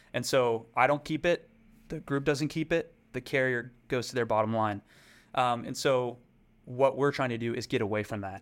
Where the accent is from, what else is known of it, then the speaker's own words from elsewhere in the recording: Fort Worth, Texas, United States; I grew up in Fort Worth, Texas